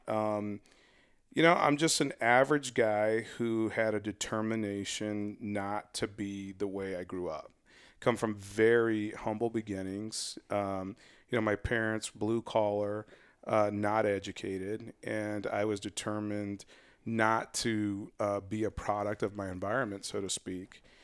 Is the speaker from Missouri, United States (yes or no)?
no; West Valley, Arizona, United States; I grew up in the West Valley